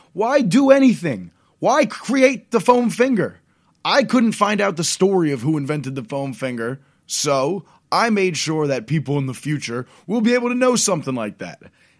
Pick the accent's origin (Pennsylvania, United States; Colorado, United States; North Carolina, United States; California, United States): Pennsylvania, United States; Philadelphia suburbs; my life growing up in the Philadelphia suburbs and major cities in the 21st century.